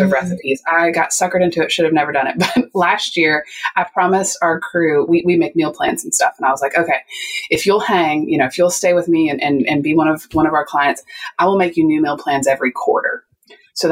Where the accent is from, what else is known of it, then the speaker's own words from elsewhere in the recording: West Virginia, United States; I am from West Virginia. I am Southern.